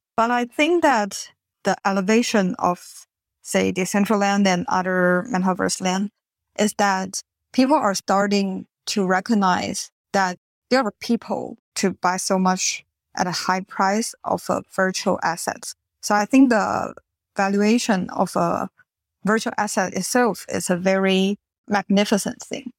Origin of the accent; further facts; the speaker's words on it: Taiwan; moved away as an adult; also born or lived in Singapore; now in California, United States; I grew up in Taiwan